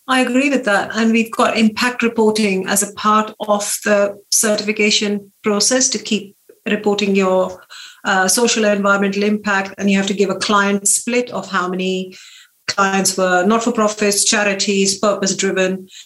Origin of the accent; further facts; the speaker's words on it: India; moved away as an adult; also born or lived in Lancaster, United Kingdom; now in Sway, United Kingdom; I grew up in India